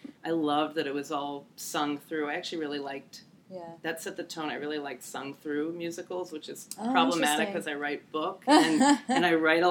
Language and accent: English; Bethesda, Maryland, United States; I grew up in Bethesda, right outside D.C.